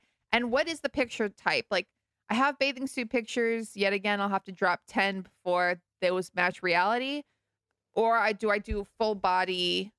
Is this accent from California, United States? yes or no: yes; Malibu, California, United States; also born or lived in New York; I am from Malibu and also New York.